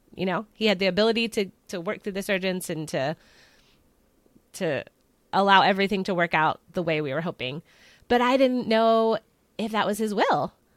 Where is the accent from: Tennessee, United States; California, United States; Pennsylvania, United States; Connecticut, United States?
Pennsylvania, United States; I am from Pennsylvania along with Kelly